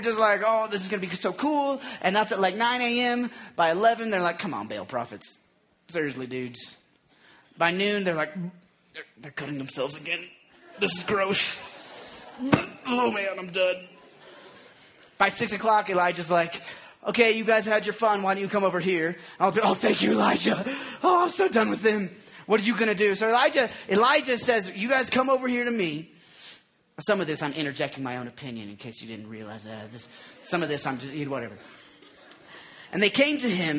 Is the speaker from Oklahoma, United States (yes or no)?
yes; Oklahoma, United States; moved away; I grew up in Oklahoma